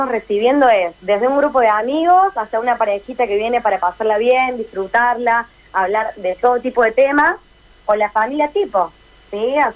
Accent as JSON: {"language": "Spanish", "region": "Córdoba", "country": "Argentina", "accent": "Cordoba", "said": "claramente, como me escucharán en la tonada, soy de acá de Córdoba, así que les voy a poder presentar un poquito más de, desde la parte cordobesa"}